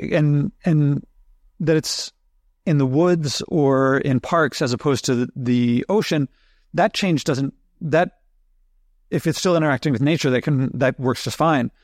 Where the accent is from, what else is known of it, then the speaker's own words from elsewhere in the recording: Philadelphia, Pennsylvania, United States; I grew up in Philadelphia, so going down the shore in Jersey wasn't too far away